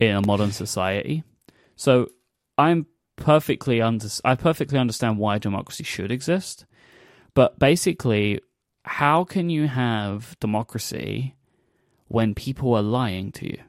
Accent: London, United Kingdom; my hometown

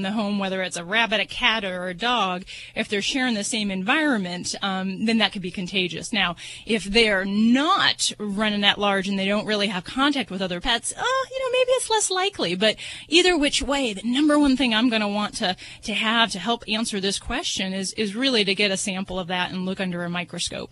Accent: Las Vegas, Nevada, United States; I'm from Vegas

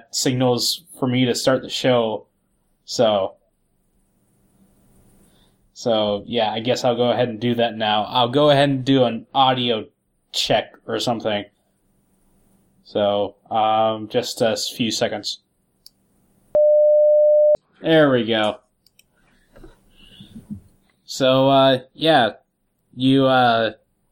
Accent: Ohio, United States; I am from Ohio

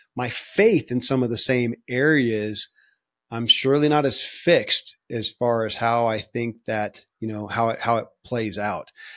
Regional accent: Kentucky, United States; born or raised there

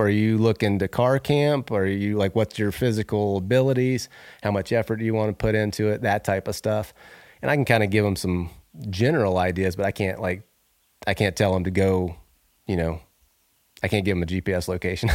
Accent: Northwest Florida, United States; moved away as an adult; now in Idaho, United States; I grew up in Northwest Florida

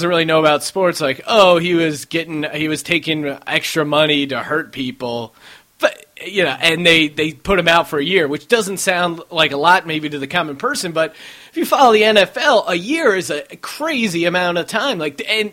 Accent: Bethlehem, Pennsylvania, United States; moved away; also born or lived in Los Angeles; I'm from Bethlehem, but I just say I'm from Philadelphia

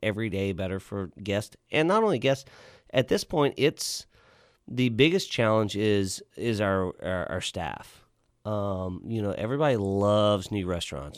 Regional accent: Lockhart, Texas, United States; also born or lived in New Braunfels, Texas / Denton, Texas; now in Fort Worth, United States; I grew up in Lockhart's, so we had barbecue joints

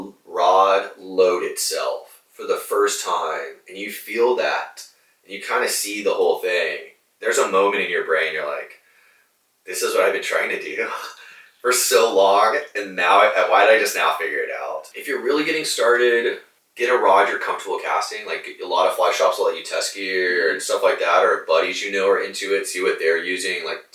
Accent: Corpus Christi, Texas, United States; I'm originally born and raised Corpus Christi. So from here, I actually grew up not too far from here, a couple blocks

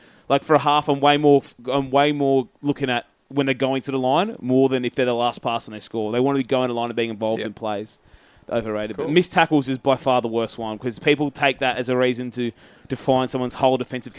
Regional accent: Queensland, Australia; even as a Queenslander

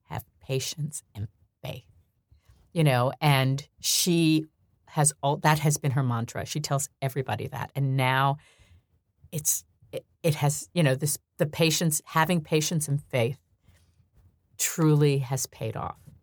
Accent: New York, United States; I grew up in New York

